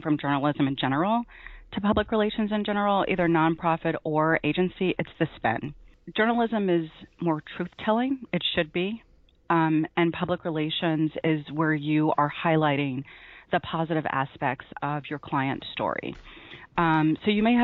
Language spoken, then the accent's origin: English; Memphis, Tennessee, United States; moved away as an adult; also born or lived in New Jersey; I grew up in Memphis and started reporting in Tennessee